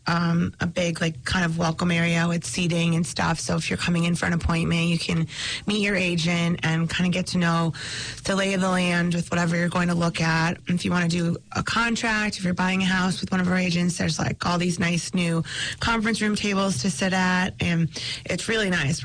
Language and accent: English; United States; being the child of immigrants and growing up in America